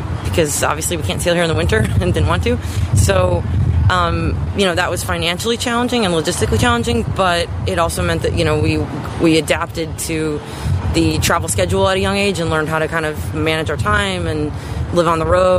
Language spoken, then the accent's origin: English; Wilmette, Illinois, United States; I'm from Wilmette, Illinois, and I sail the 49er FX